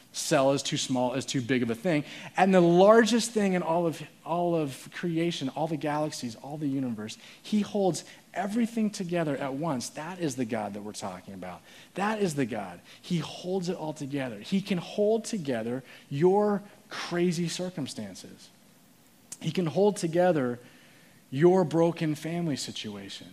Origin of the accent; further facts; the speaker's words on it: Phoenix, Arizona, United States; I was born in Phoenix, and my parents were grew up there.